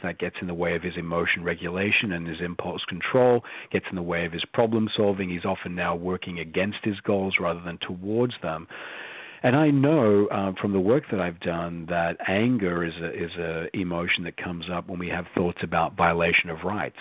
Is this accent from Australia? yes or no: yes; Australia; moved away as an adult; I was born and raised in Australia